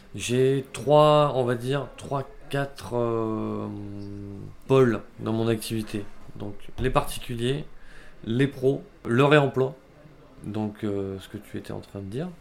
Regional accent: Bordeaux, Nouvelle-Aquitaine, France; Originaire de Bordeaux.

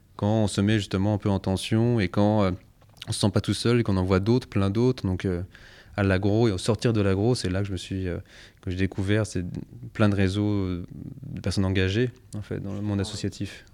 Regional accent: Savoie, Auvergne-Rhône-Alpes, France; also born or lived in Paris; né à Paris, mais grandi en Savoie

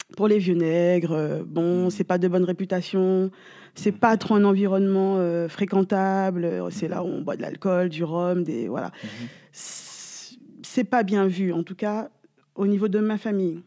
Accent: Guadeloupe; je suis originaire de la Guadeloupe

